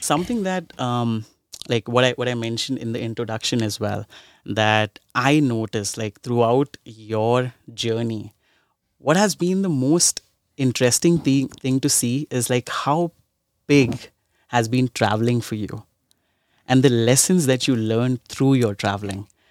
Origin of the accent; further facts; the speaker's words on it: India; I'm from India and I've seen a lot of, like, I, I grew up in a slum in India